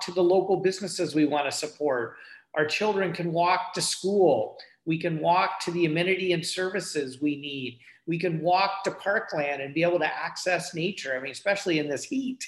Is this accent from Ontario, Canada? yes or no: yes; Guelph, Ontario, Canada; I'm from Guelph